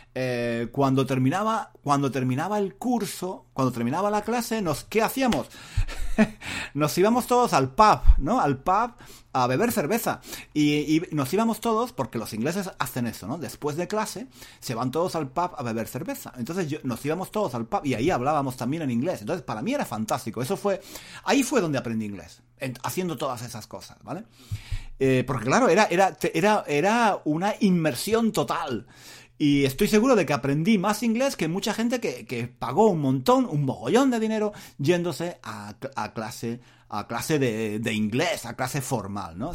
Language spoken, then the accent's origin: Spanish; Spain; moved away as an adult; now in London, United Kingdom; donde yo era el único español